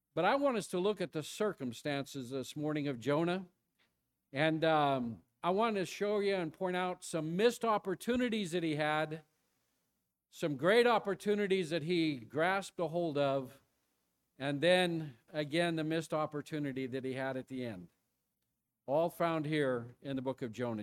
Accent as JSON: {"language": "English", "country": "United States", "also_born_or_lived": "Mesquite, Texas"}